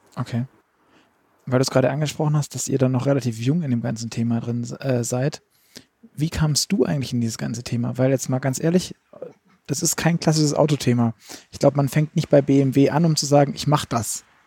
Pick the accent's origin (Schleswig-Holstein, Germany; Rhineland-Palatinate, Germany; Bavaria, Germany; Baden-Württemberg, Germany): Baden-Württemberg, Germany; Stuttgart; ich komme aus Stuttgart